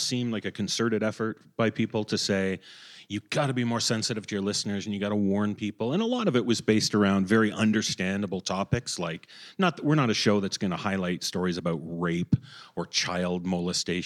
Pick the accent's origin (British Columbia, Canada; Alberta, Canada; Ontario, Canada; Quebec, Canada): Ontario, Canada; Toronto; accent: Canadian; my hometown of Toronto